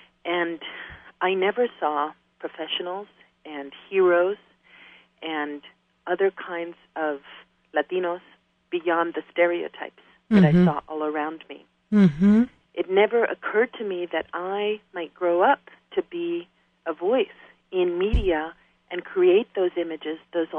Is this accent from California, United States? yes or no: no; New York City, New York, United States; also born or lived in Ecuador; I grew up in New York City as a young girl. I arrived from Ecuador, my native country, when I was 7